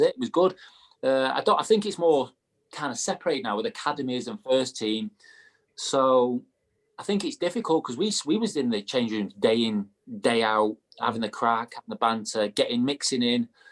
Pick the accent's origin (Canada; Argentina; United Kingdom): United Kingdom; Manchester, North West England; moved away; I was from Manchester